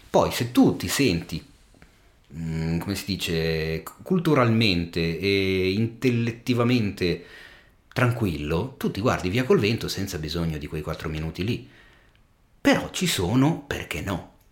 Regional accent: Milan, Lombardy, Italy; sono del Giambellino

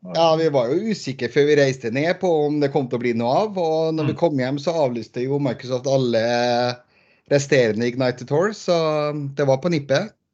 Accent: Trondheim, Trøndelag, Norway; also born or lived in Bergen; now in Lørenskog, Norway; Født og oppvokst i Trondheim by, men uh, for, bor for tiden på Lørenskog rett utenfor Oslo

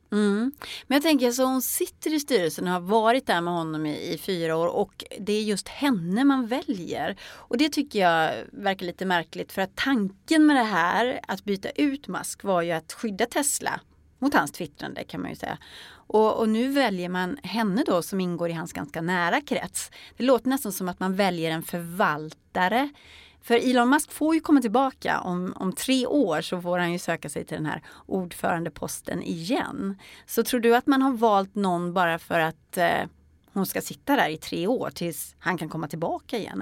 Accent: Sweden; tänker jag som svensk

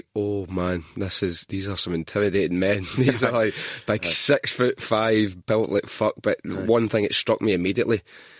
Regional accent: Scotland, United Kingdom; Being Scottish and the patter that flies about, you know, it forces you, you have to adapt

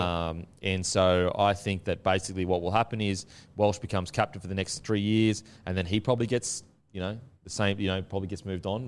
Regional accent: Gold Coast, Queensland, Australia; I'm from the Gold Coast, so I'm used to, like, thongs, you know, the beach, and just very outdoorsy

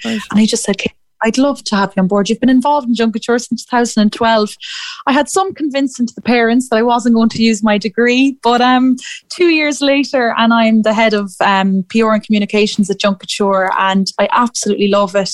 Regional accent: Athlone, Leinster, Ireland; moved away as an adult; also born or lived in Edinburgh; I'm from Athlone myself

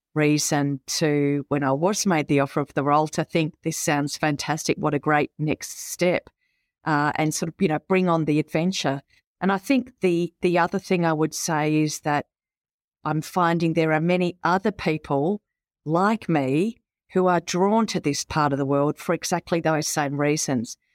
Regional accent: Warrnambool, Victoria, Australia; moved away as an adult; also born or lived in Melbourne / Hong Kong; now in Cairns, Australia; I was actually born and raised in the outer suburbs of Melbourne and was ten when my family moved down to Warrnambool.

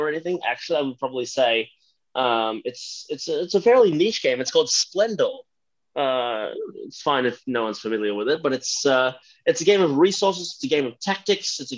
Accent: Philippines; moved away; I'm originally from the Philippines

